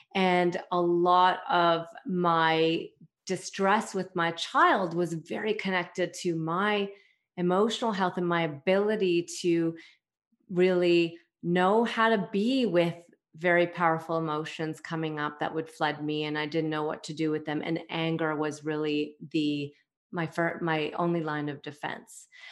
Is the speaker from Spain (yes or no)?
no; Toronto, Ontario, Canada; I am from Toronto, Canada